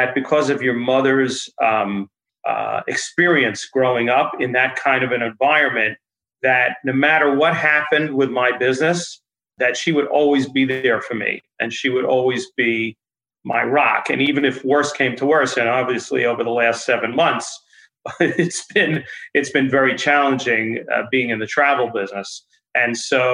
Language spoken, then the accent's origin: English; Westchester, New York, United States; when I was growing up in Westchester